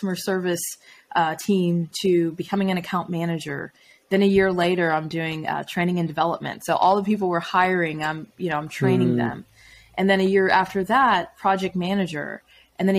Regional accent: Atlanta, Georgia, United States; I'm from Atlanta

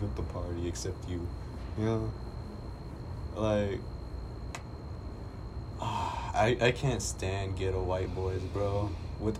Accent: United States; I am just American.

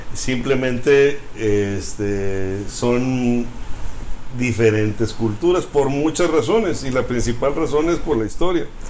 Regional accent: Monterrey, Nuevo León, Mexico; Sí, yo nací aquí en Monterrey. Mis papás también nacieron aquí en Monterrey

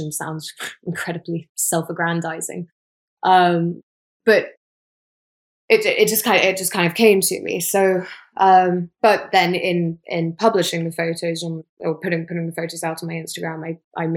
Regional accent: England, United Kingdom; I'm from England

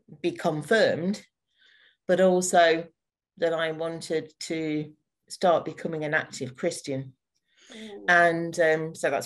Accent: North Nottinghamshire, East Midlands, United Kingdom; moved away as an adult; also born or lived in Fleet, Hampshire; now in Bracknell, United Kingdom; I'm originally from North Nottinghamshire and then moved down to Fleet in Hampshire for just over 4 years before finally moving during the first lockdown to Berkshire, to Bracknell

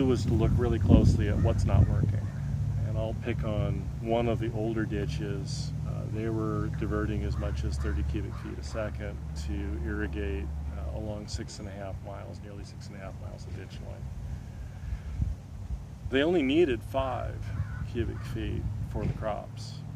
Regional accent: Seattle, Washington, United States; moved away as an adult; now in Methow Valley, United States; I grew up in North Seattle

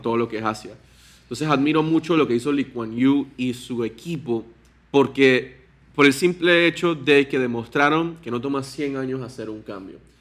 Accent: Panama; soy panameño, tengo 29 años

